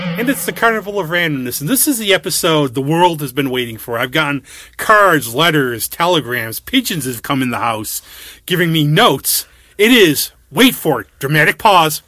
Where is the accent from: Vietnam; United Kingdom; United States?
United States; New York; I was from New York